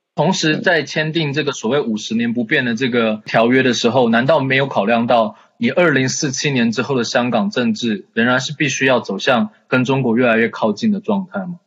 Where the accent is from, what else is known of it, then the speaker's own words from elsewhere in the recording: Taiwan; 身为一个台湾人